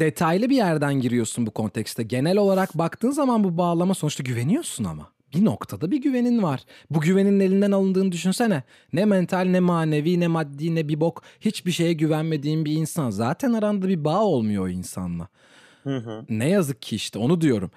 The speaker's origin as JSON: {"language": "Turkish", "country": "Turkey", "said": "ben Türk'üm"}